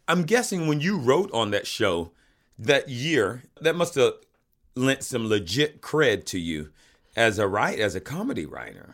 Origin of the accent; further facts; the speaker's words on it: the South, United States; moved away; I grew up in the South